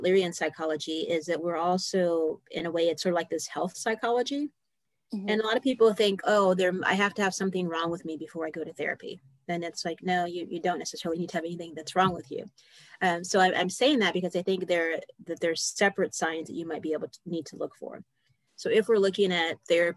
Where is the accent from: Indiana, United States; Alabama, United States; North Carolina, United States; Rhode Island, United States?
Indiana, United States; Indianapolis; I'm from Indianapolis, and that is in Indiana.